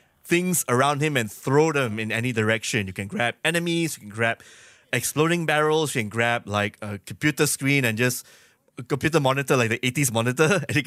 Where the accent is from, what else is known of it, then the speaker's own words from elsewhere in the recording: Malaysia; I'm Malaysian